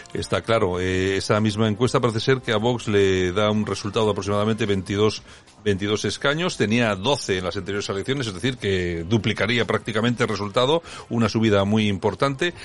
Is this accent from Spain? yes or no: yes; Spain